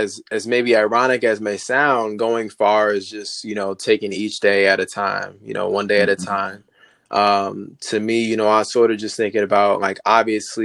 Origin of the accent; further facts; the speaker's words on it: Highland, Maryland, United States; I'm from Maryland, specifically Highland, Maryland.